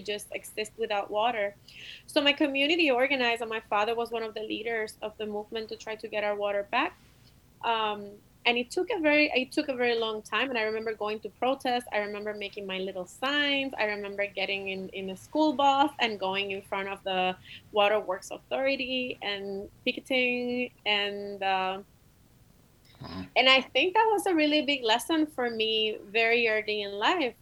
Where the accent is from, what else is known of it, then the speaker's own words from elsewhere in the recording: Humacao, Puerto Rico; moved away as an adult; also born or lived in San Juan, Puerto Rico; now in Chicago, United States; I grew up in Puerto Rico. I was born in San Juan. I was raised in Humacao. I am from the east coast of Puerto Rico.